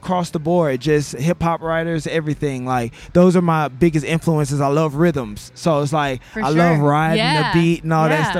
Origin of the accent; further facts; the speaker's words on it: Baton Rouge, Louisiana, United States; I'm from Baton Rouge as well.